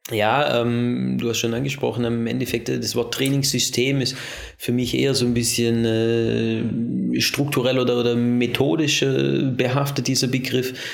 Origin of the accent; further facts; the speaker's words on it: Germany; also born or lived in Vorarlberg, Austria; now in Austria; vor allem in Deutschland. In der Zeit, in der Region, wo ich groß geworden bin